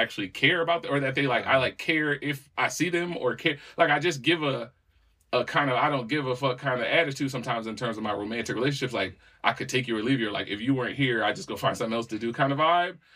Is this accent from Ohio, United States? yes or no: no; Walkertown, North Carolina, United States; Yeah, man, you know, I'm from Walkertown, man. It's is the home of pimps and players.